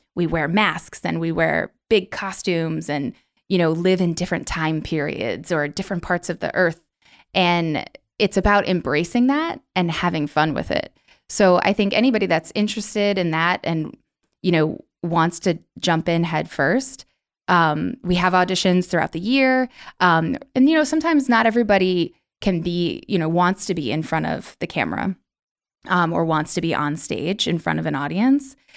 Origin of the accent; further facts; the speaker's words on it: New York, United States; moved away as an adult; now in Orlando, United States; I'm originally from New York